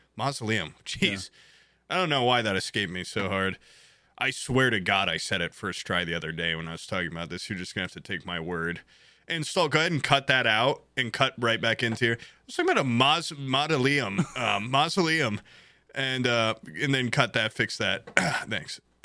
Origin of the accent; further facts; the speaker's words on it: Indiana, United States; I'm proud to be a goddamn Indiana corn-fed boy